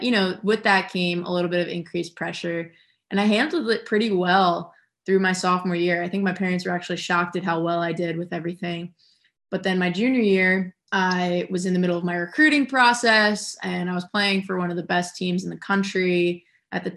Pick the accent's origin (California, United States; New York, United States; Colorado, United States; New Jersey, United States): New Jersey, United States; I grew up in New Jersey.